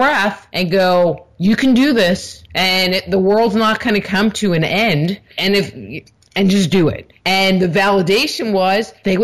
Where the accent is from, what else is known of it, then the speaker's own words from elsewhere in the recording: New York, United States; moved away as an adult; also born or lived in California; I grew up in New York, and I had moved to California when I was 19